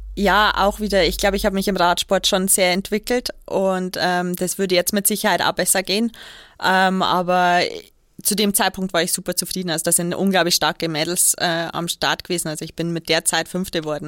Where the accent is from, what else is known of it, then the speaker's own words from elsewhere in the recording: Kelheim, Bavaria, Germany; ist ja mein, meine Heimatstadt. Ähm, ich komme ja aus Kehlheim